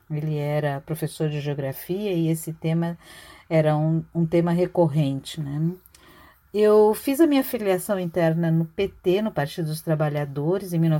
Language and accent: Portuguese; Santos, São Paulo, Brazil; moved away as an adult; now in Florianópolis, Brazil; Eu vim de Santos para fazer faculdade de arquitetura aqui na UFSC no início da década de 80